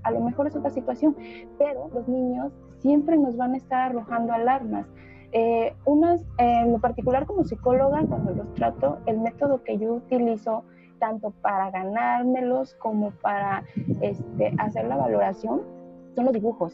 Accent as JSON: {"language": "Spanish", "region": "Oaxaca", "country": "Mexico", "also_born_or_lived": "Veracruz", "said": "Yo soy del estado de Oaxaca"}